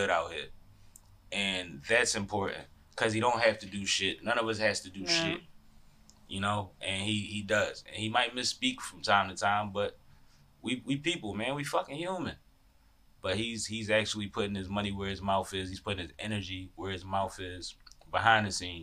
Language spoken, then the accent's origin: English; Philadelphia, Pennsylvania, United States; I'm from Philly